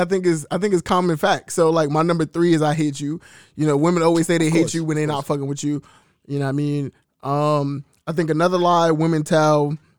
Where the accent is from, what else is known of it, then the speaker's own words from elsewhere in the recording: New York City, New York, United States; I'm from East New York.